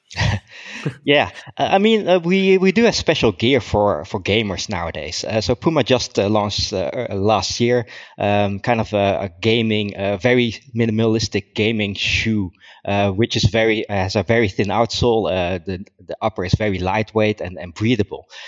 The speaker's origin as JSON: {"language": "English", "country": "Netherlands", "tie": "born or raised there", "also_born_or_lived": "Germany", "moved": "as an adult", "said": "I'm from the Netherlands. Um, I, I grew up there. I was born there."}